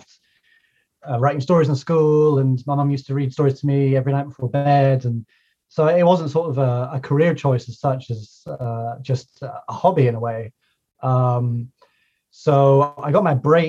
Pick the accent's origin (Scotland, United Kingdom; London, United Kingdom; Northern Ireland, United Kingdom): Scotland, United Kingdom; Highlands of; I live in the rural Highlands of Scotland